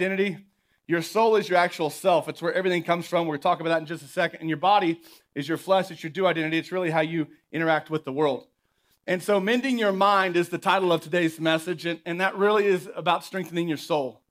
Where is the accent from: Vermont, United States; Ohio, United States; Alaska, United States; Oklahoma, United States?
Oklahoma, United States; moved away; Growing up in Oklahoma